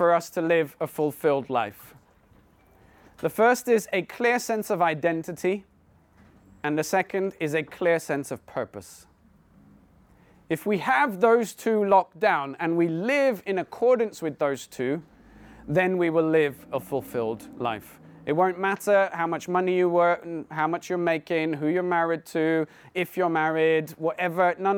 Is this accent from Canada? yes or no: no; India; now in Poole, United Kingdom; I was born and brought up in India, but we live now in Poole next to Bournemouth